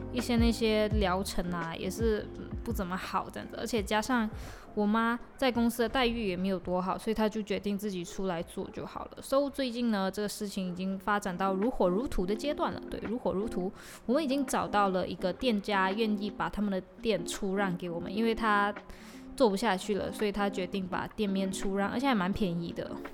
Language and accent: Chinese; Malaysia; accent: Malaysian; 我的马来西亚腔